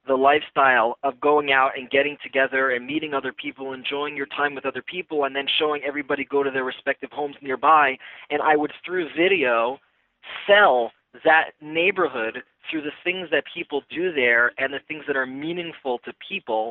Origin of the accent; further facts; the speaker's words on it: New Jersey, United States; moved away as an adult; now in New York City, United States; I grew up in New Jersey over the GW.